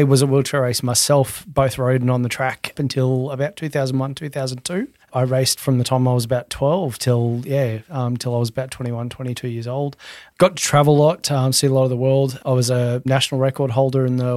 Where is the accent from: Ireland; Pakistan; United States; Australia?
Australia; Gold Coast, Queensland; 39 years old, Gold Coast born and bred